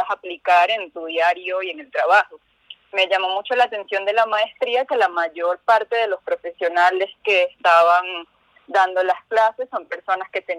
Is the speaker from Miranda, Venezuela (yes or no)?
no; Caracas, Capital District, Venezuela; De Venezuela.